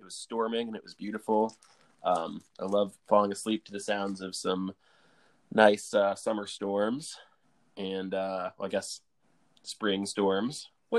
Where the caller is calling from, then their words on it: Asheville, North Carolina, United States; I'm calling from Asheville, North Carolina.